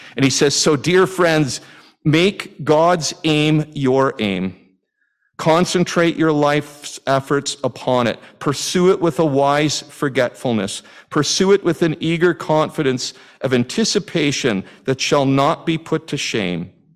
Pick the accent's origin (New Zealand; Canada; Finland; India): Canada; As a Canadian